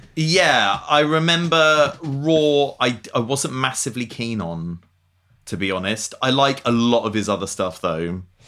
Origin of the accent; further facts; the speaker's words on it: Essex, East of England, United Kingdom; I'm from Essex